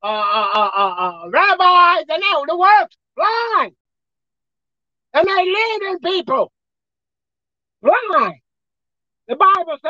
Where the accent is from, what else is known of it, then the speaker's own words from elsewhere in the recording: New York City, New York, United States; I was raised in Brooklyn.